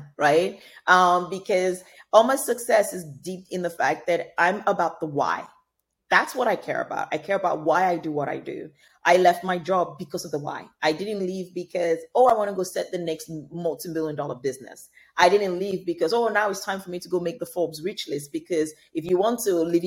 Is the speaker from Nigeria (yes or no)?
yes; Nigeria; Nigeria, my home country